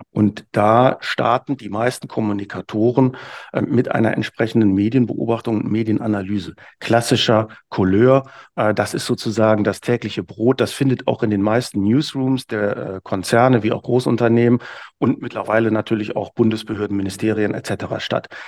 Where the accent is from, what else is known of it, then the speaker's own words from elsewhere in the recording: Hamburg, Germany; Als Hamburger würde ich da sagen, ne, ich muss eben wissen, wenn ich unten am Fischmarkt stehe, kriege ich heute noch nasse Füße oder nicht.